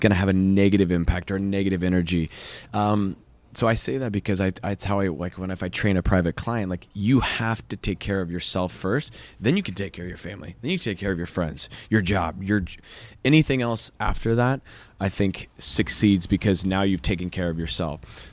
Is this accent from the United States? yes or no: yes; Kansas City, Missouri, United States; moved away as an adult; also born or lived in Chicago; now in West Hollywood, United States; Born and raised Kansas City, Missouri